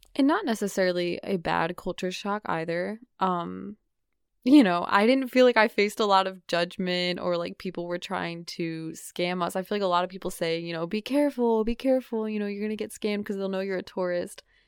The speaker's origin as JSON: {"language": "English", "region": "New England", "country": "United States", "said": "I'm from New England"}